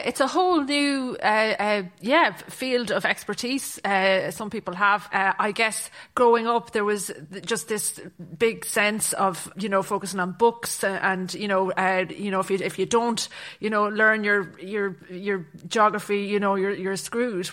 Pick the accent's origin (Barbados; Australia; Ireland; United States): Ireland; Athlone, Connacht; moved away as an adult; also born or lived in Galway / Dublin; I'm from Athlone in County Roscommon